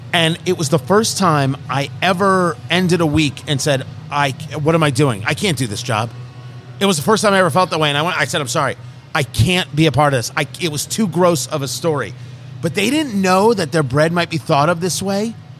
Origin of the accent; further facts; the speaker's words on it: New Jersey, United States; I grew up in Jersey